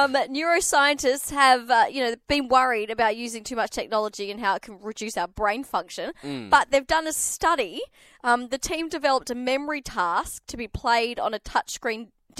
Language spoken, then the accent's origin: English; Perth, Western Australia, Australia; I was born in Subiaco.